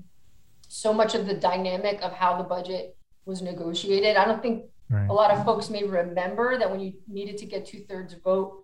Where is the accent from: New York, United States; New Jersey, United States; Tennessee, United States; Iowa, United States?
New Jersey, United States; moved away as an adult; now in California, United States; I am from New Jersey. I went to college at Rutgers University.